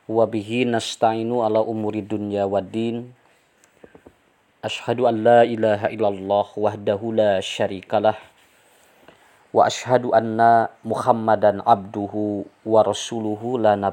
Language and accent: Indonesian; Ciparay, West Java, Indonesia; born there; Saya lahir di Kampung Leles, Desa Mekarsari, Kecamatan Ciparai, Kabupaten Bandung.